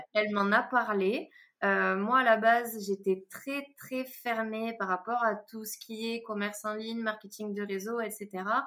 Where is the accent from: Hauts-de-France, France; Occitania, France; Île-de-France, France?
Occitania, France; Toulouse; je suis toulousaine, vous devez euh, sûrement l'entendre